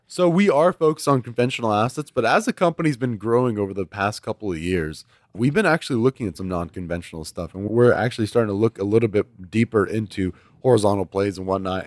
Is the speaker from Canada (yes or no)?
no; Houston, Texas, United States; I was born and raised in Houston